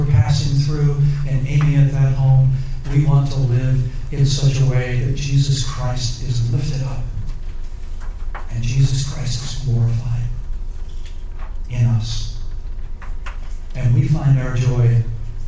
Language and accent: English; Virginia, United States; I grew up in Virginia.